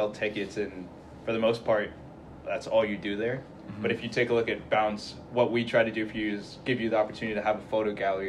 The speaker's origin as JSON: {"language": "English", "town": "Calgary", "region": "Alberta", "country": "Canada", "tie": "born or raised there", "also_born_or_lived": "Saudi Arabia", "moved": "yes", "lives_now": "Kingston, Canada", "said": "Born and raised in Calgary, but lived in Saudi for a little bit"}